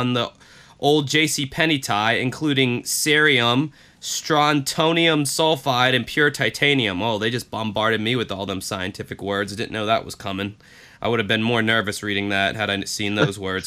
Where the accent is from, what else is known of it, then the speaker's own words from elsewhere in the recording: United States; as an American